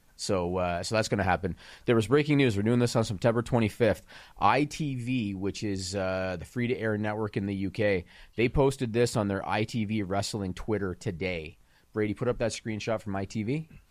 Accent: Canada; as a Canadian

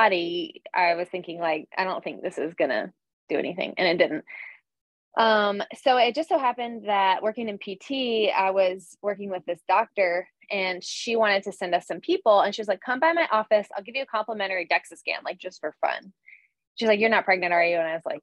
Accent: North Carolina, United States; also born or lived in Astoria, New York; now in New York, United States; I grew up in North Carolina

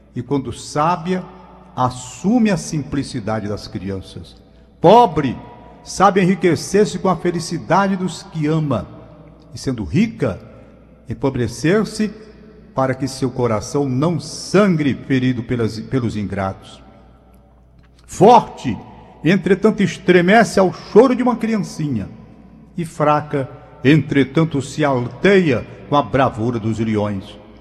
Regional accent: Brazil; como brasileiro que sou

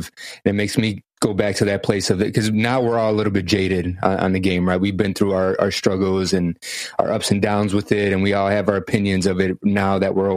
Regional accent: Chicago, Illinois, United States; growing up in Chicago.

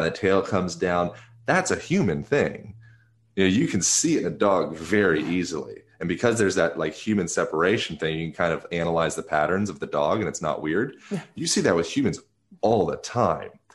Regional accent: Lancaster, Pennsylvania, United States; moved away; also born or lived in Venice; I grew up in Lancaster, Pennsylvania

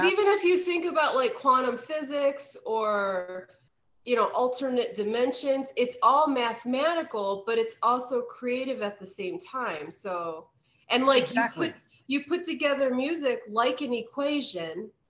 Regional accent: West Virginia, United States; I'm from West Virginia, he's in Pennsylvania. And you know, that was part of both of our kind of heritage.

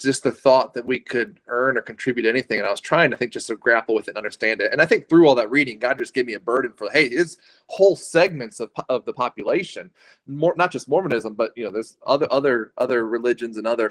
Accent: Wilmington, North Carolina, United States; moved away as an adult; now in Utah, United States; I'm from Wilmington, North Carolina, and I came to faith coming out of middle school, going into high school.

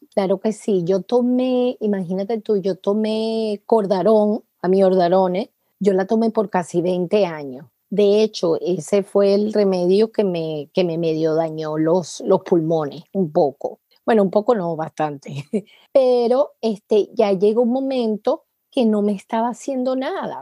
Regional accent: Venezuela; moved away as an adult; now in United States; soy venezolana

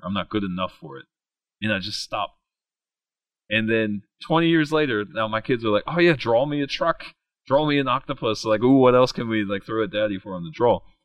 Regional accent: West Virginia, United States; I grew up in West Virginia, like went from K to 12 in West Virginia, then then did my undergrad and my master's degree there

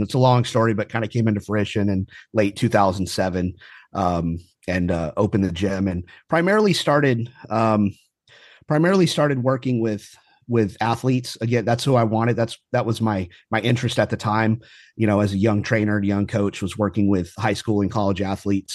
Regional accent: Houston, Texas, United States; also born or lived in Kingwood, Texas / California; I more or less lived here my whole life, uh, brief stint, um, out in California when I was in the Marine Corps. Um, but more or less lived, uh, in Houston my whole life

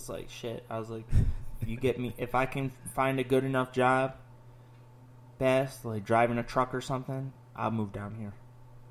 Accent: Aurora, Illinois, United States; moved away; I'm from pretty close to Chicago. I was born in Aurora, Illinois

